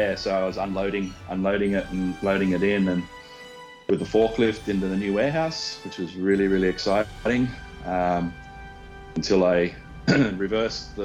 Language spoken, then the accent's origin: English; Brisbane, Queensland, Australia; now in Mount Coolum, Australia; I grew up and lived in Brisbane most of my life